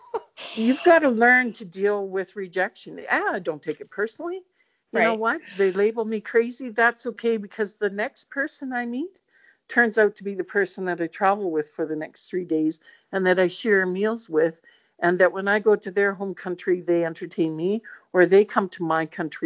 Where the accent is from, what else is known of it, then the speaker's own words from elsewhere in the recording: Northern Ireland, United Kingdom; Hey, I'm Northern Irish, right?